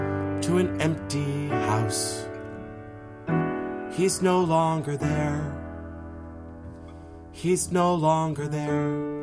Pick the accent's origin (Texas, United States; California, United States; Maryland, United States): Texas, United States; Dallas; also born or lived in Mexico; born in Mexico, raised in the United States, undocumented. I grew up in South Oak Cliff, which is the poor part of Dallas.